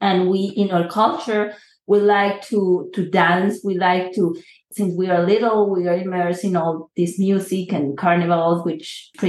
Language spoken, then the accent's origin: English; Bogota, Colombia; I'm from Bogota, and Carlos is from Bogota, too.